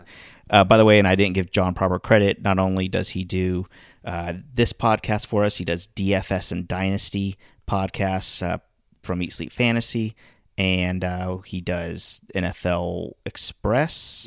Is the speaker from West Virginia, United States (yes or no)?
no; Miami, Florida, United States; moved away; my hometown, my, my, this is my team.